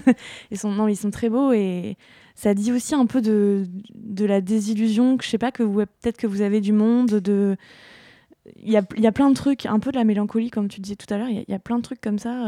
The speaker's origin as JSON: {"language": "French", "region": "Normandy", "country": "France", "said": "Je suis normande"}